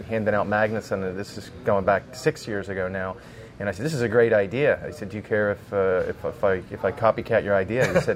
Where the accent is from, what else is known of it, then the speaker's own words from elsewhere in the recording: Media, Pennsylvania, United States; moved away as an adult; also born or lived in Lansdale, Pennsylvania; I was born and raised in Media, Delaware County.